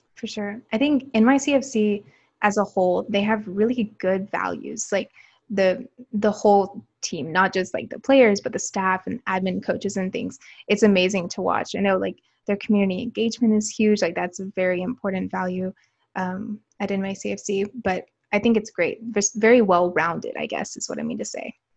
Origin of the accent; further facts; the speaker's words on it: Alabama, United States; moved away as an adult; also born or lived in New York City; growing up in Alabama